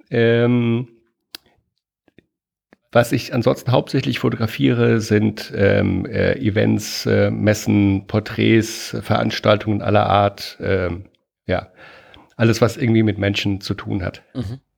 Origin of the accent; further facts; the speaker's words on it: Germany; born there; now in Hamburg, Germany; Ich bin auch in Deutschland geboren, ne, bevor jetzt wieder irgendwelche Fragen kommen.